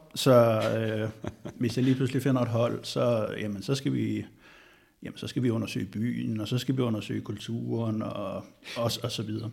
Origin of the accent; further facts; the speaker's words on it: Bornholm, Capital Region of Denmark, Denmark; så kommer jeg jo fra Bornholm